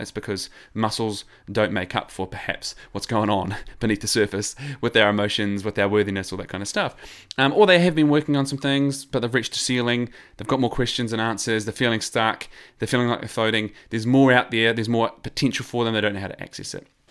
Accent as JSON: {"language": "English", "country": "New Zealand", "accent": "New Zealand", "said": "I am a New Zealander"}